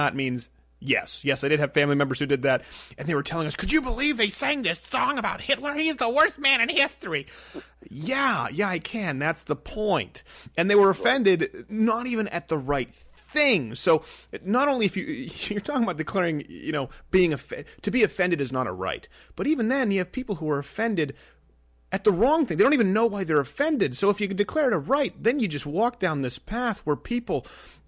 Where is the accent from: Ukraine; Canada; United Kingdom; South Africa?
Canada; moved away; I come from Canada